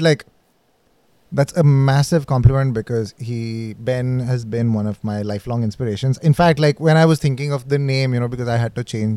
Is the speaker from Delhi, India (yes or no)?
yes; Delhi, India; also born or lived in Manipal; I am from Delhi, but at that point in time, I was in Manipal